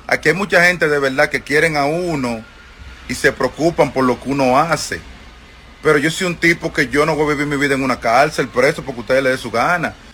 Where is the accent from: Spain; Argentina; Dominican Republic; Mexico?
Dominican Republic; aquí en la República Dominicana que yo nunca entendí que me podía pasar en mi país